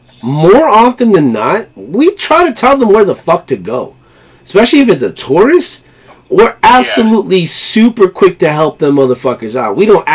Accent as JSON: {"language": "English", "region": "New York", "country": "United States", "said": "And as a New Yorker, I know we always get a bad rap about, oh, you know, we're tough, we're gritty"}